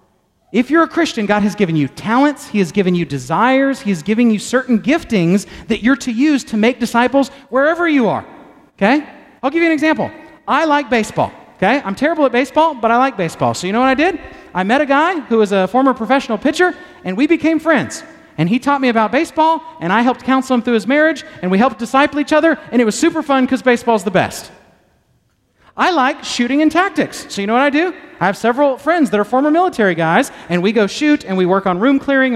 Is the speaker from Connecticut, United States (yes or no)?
no; Texas, United States; I'm a Texan